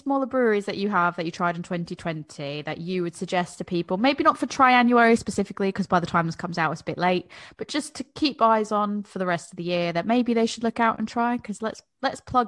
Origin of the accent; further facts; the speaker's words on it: United States; now in United Kingdom; as an American